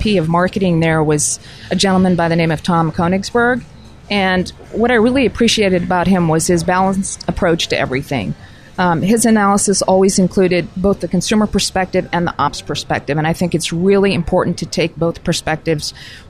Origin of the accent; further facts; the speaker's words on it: Pakistan; born there; also born or lived in all over the world; Growing up overseas, I was born in Pakistan and grew up all over the world, and really got tremendous exposure to various cultures everywhere